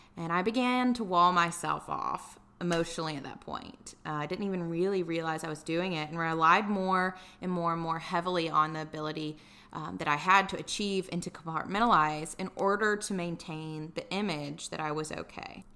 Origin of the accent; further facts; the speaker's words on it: Tuscaloosa, Alabama, United States; moved away as an adult; also born or lived in Dallas / San Diego; now in Atlanta, United States; I'm originally from Tuscaloosa, Alabama